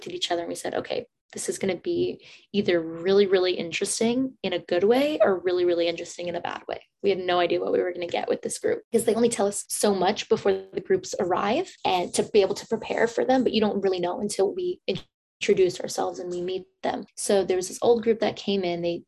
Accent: San Francisco, California, United States; most of my life, I grew up in San Francisco

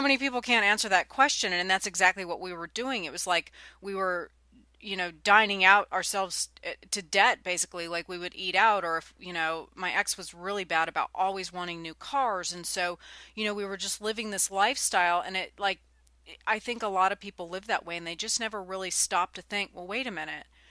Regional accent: California, United States; now in Nashville, United States; I'm from California and now I'm in Nashville, Tennessee

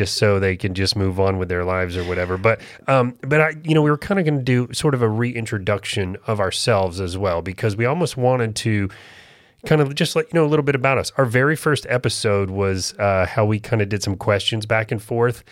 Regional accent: Florida, United States; moved away as an adult; now in North Carolina, United States; I was born and raised in Florida. This is really different for me to have moved up here

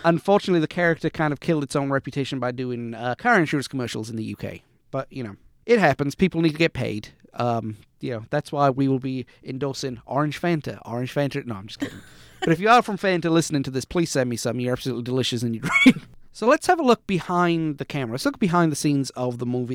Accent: United Kingdom; I grew up in Britain

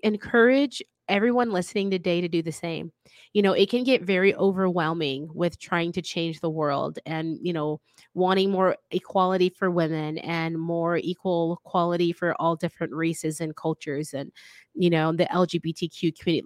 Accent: the South, United States; I'm from the South

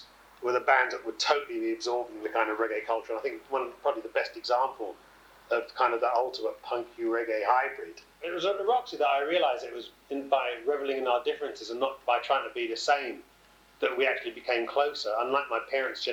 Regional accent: England, United Kingdom; I'm this English dread

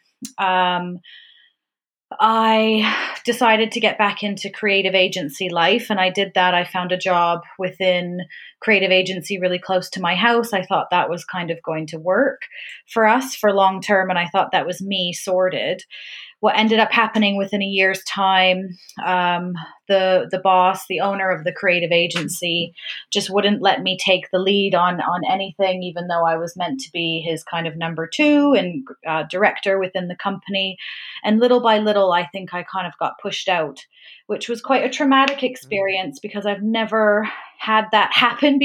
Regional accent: Canada; accent: Canadian; moved away as an adult; also born or lived in Vancouver, Canada; now in Brightwell, United Kingdom; I am a born and raised Canadian

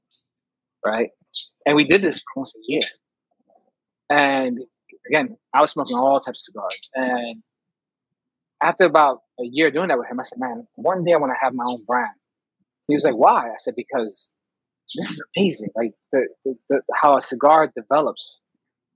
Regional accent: New York, United States; also born or lived in Poconos, Pennsylvania; being a New Yorker

